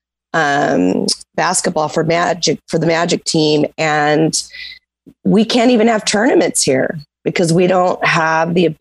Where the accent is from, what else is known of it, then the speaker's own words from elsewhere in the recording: Santa Barbara, California, United States; I grew up in Santa Barbara